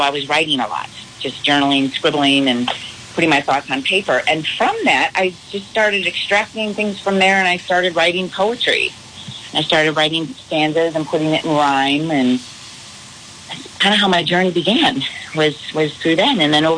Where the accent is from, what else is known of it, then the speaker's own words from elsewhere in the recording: Arizona, United States; I'm from Arizona. So I will be heading back to Arizona at the end of the week.